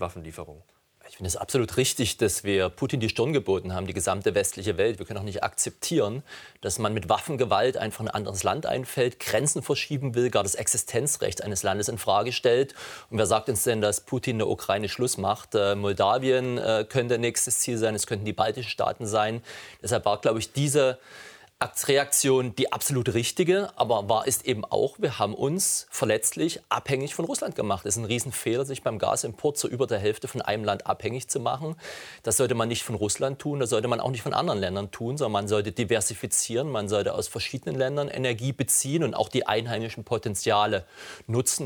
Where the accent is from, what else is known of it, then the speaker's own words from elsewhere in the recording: Saxony, Germany; ich komme selbst aus Sachsen